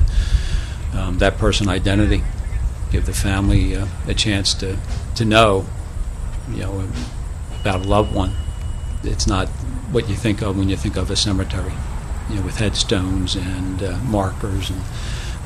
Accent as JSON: {"language": "English", "town": "Philadelphia", "region": "Pennsylvania", "country": "United States", "tie": "born or raised there", "said": "a young student growing up in Northeast Philadelphia"}